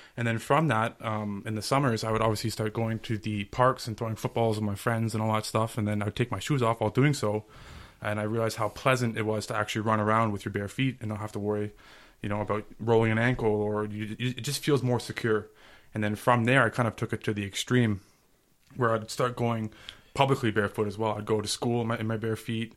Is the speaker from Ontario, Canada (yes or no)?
yes; Ottawa, Ontario, Canada; I was born and raised in Ottawa